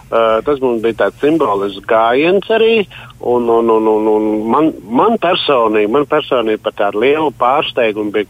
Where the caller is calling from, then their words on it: Latvia; Mē, es esmu no Raucavas, novada Raucava.